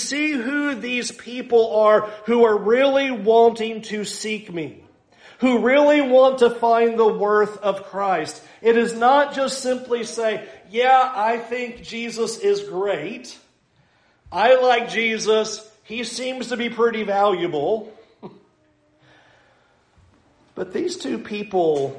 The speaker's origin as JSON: {"language": "English", "town": "San Diego", "region": "California", "country": "United States", "tie": "born or raised there", "said": "I grew up in San Diego, so I basically grew up on the beaches"}